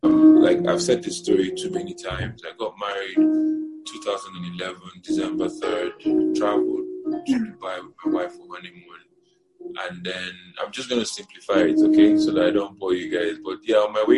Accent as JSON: {"language": "English", "region": "Niger State", "country": "Nigeria", "tie": "born or raised there", "also_born_or_lived": "Abia State", "said": "I was born and raised in the north. I was born and raised in Niger State."}